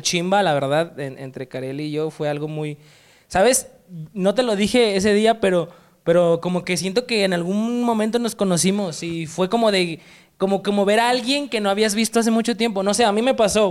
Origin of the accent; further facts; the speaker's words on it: Oaxaca, Mexico; now in Guadalajara, Mexico; Oaxaca, soy de Oaxaca